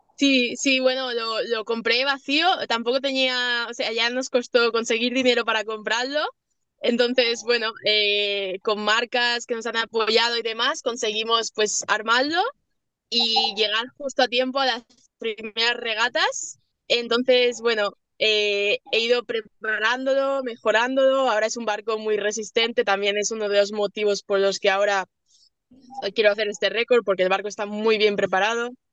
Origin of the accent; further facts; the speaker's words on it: Mallorca, Balearic Islands, Spain; soy de mallorquina